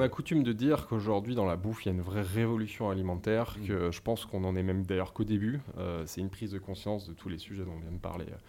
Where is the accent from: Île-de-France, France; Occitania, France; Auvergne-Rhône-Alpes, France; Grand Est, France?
Auvergne-Rhône-Alpes, France; Savoy; now in Paris, France; je suis savoyard. Donc, c'est un, fil conducteur, c'est assez important. Je suis issu d'une région avec une identité forte